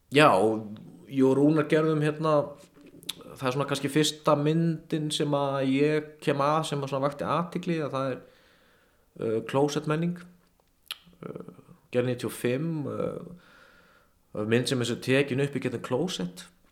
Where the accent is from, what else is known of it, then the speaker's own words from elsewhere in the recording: Kópavogur, Capital Region, Iceland; ég kem í MH úr Kópaunum